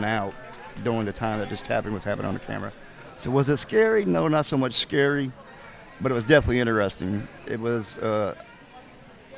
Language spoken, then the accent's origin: English; Indianapolis, Indiana, United States; I'm from Indiana myself. I'm from Indianapolis area